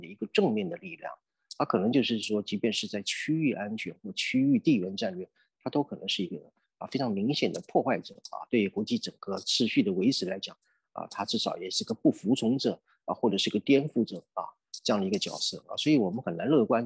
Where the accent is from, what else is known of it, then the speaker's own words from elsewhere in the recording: Taiwan; 我们台湾人